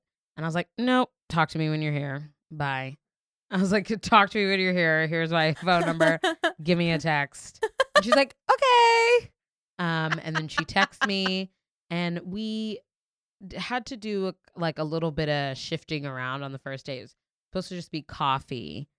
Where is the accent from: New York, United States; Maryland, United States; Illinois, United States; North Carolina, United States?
New York, United States; New York City; you forget as a New Yorker how chaotic it is to get around in New York till you're with like a civilian.